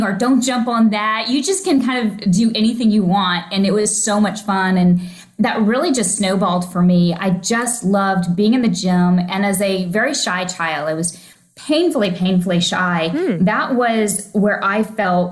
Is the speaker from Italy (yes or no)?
no; Oklahoma, United States; also born or lived in Missouri; now in Florida, United States; I grew up in Oklahoma, originally from Missouri, but about 4 to 6 months old, we moved to Oklahoma